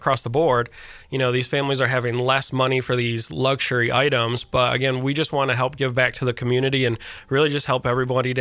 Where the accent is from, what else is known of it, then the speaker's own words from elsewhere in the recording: Michigan, United States; I grew up in Michigan